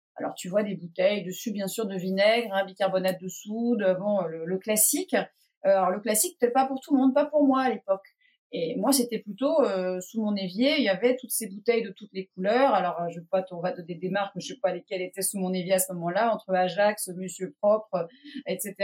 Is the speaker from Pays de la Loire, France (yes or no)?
yes; Pornichet, Pays de la Loire, France; moved away as an adult; now in Erquy, France; j'ai grandi à Pornichet, en Loire-Atlantique